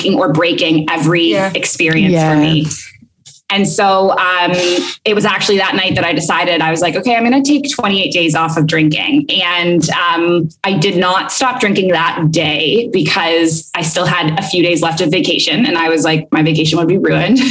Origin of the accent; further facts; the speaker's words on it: Canada; moved away as an adult; also born or lived in Kuwait / Abu Dhabi; now in Bali, Indonesia; So I'm Canadian originally. I've lived abroad for a long time, for the past 7